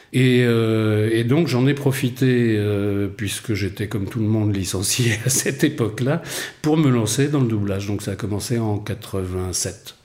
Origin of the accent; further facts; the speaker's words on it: Rennes, Brittany, France; moved away as an adult; also born or lived in Paris / London; je suis breton en fait au départ, je viens de Rennes